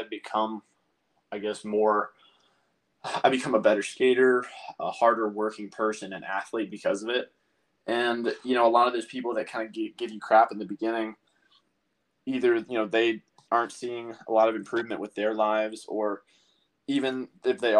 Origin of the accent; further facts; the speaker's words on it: North Carolina, United States; growing up in North Carolina